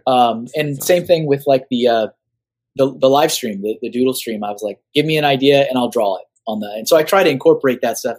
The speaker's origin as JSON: {"language": "English", "town": "Austin", "region": "Texas", "country": "United States", "moved": "yes", "said": "I'm from Austin"}